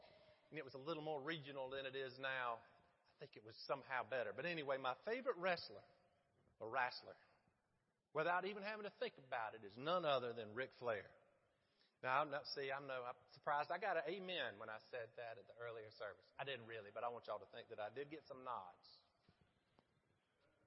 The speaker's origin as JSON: {"language": "English", "region": "Middle Georgia", "country": "United States", "tie": "born or raised there", "moved": "yes", "lives_now": "Florence, United States", "said": "growing up in Middle Georgia in the 80s, we had very limited options for entertainment."}